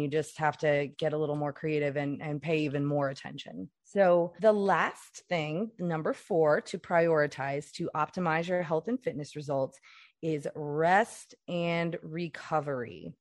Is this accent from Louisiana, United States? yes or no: yes; Louisiana, United States; I'm from Louisiana